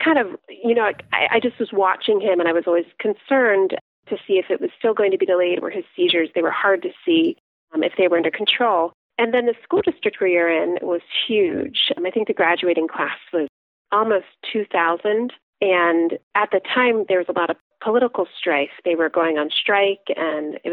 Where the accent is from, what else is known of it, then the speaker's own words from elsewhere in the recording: Lancaster County, Pennsylvania, United States; now in suburbs outside Philadelphia, United States; I grew up in Lancaster County